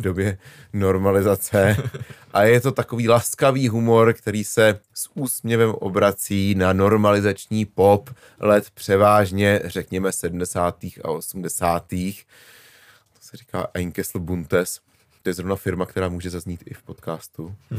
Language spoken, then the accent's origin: Czech; Prague, Czechia; moved away as an adult; now in Říčany, Czechia; jako rodilý Pražák, že jsem se konečně vystěhoval za Prahu